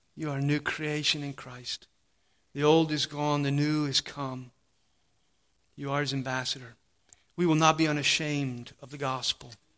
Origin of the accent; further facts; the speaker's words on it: United States; a servant of King Jesus before I'm even an American